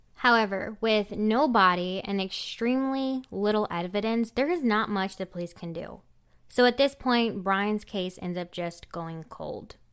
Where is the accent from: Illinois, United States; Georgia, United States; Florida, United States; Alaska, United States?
Illinois, United States; my hometown in Illinois